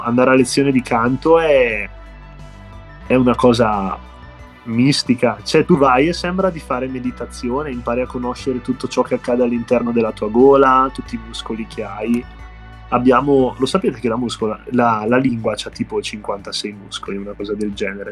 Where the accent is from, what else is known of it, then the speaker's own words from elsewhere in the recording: Bergamo, Lombardy, Italy; accent: Bergamasque; siamo della scena bergamasca, insomma, come su, suppongo si sentirà anche dall'accento